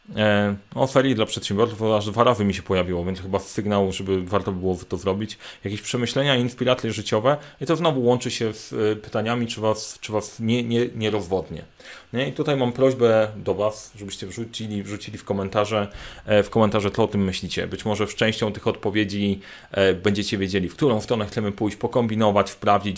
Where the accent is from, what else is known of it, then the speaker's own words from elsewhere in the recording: Sandomierz, Świętokrzyskie Voivodeship, Poland; Sandomierz, czyli moje rodzinne miasto